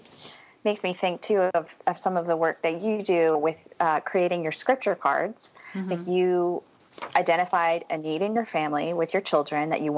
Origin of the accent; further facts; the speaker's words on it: United States; as a American